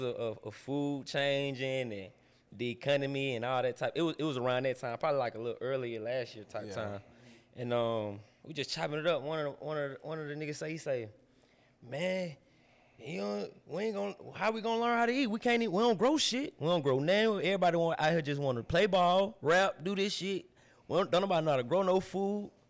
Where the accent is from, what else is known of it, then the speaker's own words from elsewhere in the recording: Atlanta, Georgia, United States; I'm from here. I'm from here. I'm from the Swats, man. I'm from Zone 4, man. From Zone 4, I'm from Dotson.